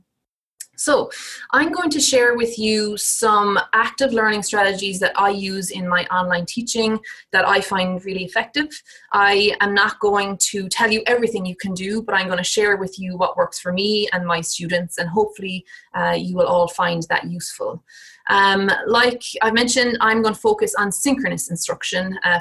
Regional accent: Ireland; moved away as an adult; also born or lived in United Kingdom; now in United States; So I'm Irish, I did my PhD and did my teaching assistant kind of teaching development work in Ireland.

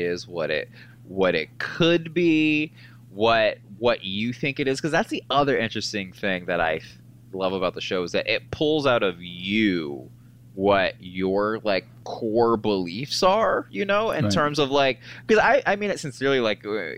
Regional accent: Marietta, Georgia, United States; I'm from the South, from Marietta, Georgia

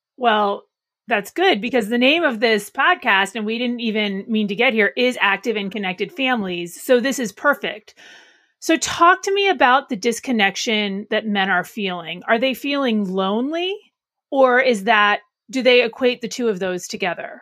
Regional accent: Arlington, Alexandria, Virginia, United States; our Arlington, Alexandria office. It's my hometown

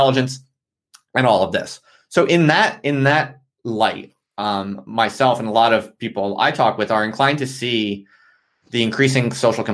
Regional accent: United States; moved away as an adult; now in United Kingdom; I'm an American

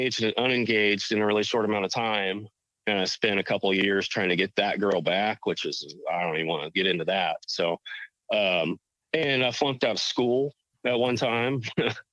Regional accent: Rushville, Illinois, United States; We were at the Dairy Queen in Rushville, Illinois, I grew up in Rushville

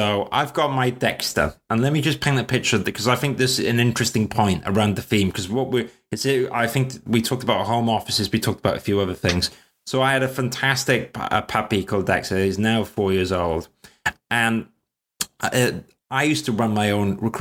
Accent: Wales, United Kingdom; now in London, United Kingdom; I'm Welsh and I live in South London

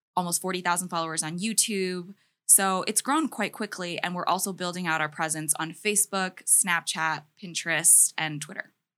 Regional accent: Maryland, United States; I grew up in the humble state of Maryland

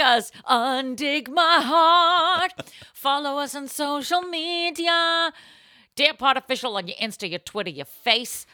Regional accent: Boston, Massachusetts, United States; I'm from Boston

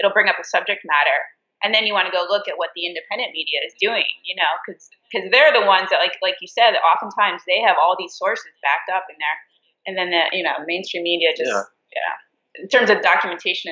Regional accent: New York, United States; I'm from New York, so it's like, you know, my whole family.

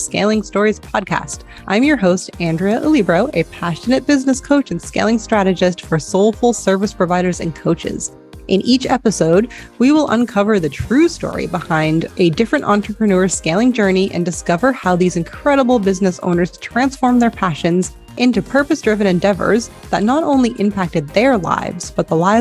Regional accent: United States; now in Spain; life as an American in Spain

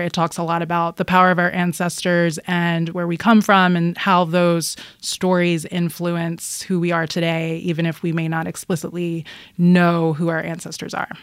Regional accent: Philadelphia, Pennsylvania, United States; I grew up in Philadelphia

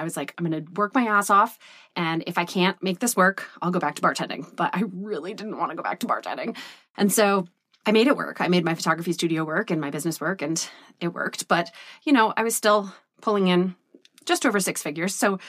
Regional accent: Vermont, United States; I grew up poor. I grew up in Vermont in the woods on 70 acres where we ran around and my mom worked a million jobs and single mom.

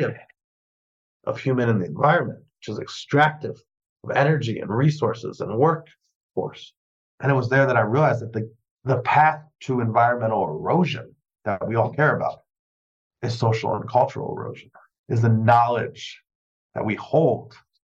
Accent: New York City, New York, United States; growing up in New York City

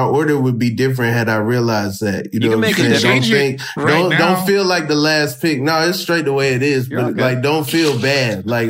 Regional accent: Atlanta, Georgia, United States; I'm from Atlanta.

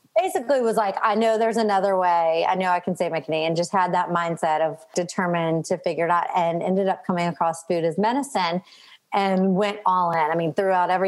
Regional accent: Louisiana, United States; now in Mississippi, United States; So I currently live in Mississippi. I'm from Louisiana

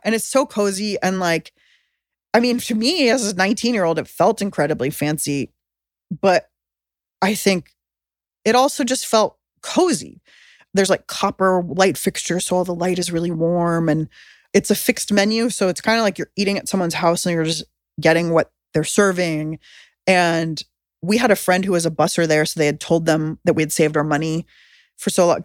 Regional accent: San Diego, California, United States; I grew up in San Diego

